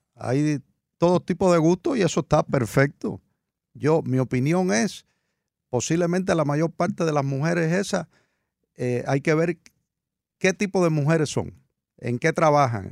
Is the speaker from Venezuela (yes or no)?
no; Cuba; now in United States; la aprendí desde muy niño se usaba mucho en mi país natal, en Cuba